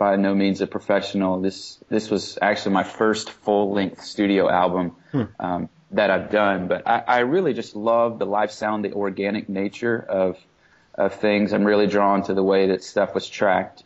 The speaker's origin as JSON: {"language": "English", "town": "Birmingham", "region": "Alabama", "country": "United States", "also_born_or_lived": "Massachusetts", "moved": "as an adult", "lives_now": "Boston area, Massachusetts, United States", "said": "originally I'm from Birmingham, Alabama, but we've been up here for about 6 years"}